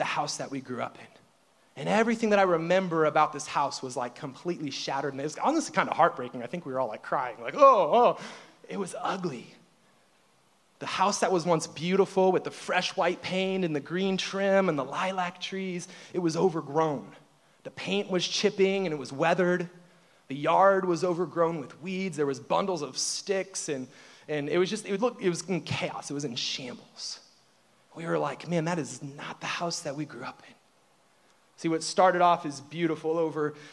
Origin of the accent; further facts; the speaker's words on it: Peninsula, Ohio, United States; moved away; also born or lived in Middle East; I grew up in actually a very small town called Peninsula, Ohio.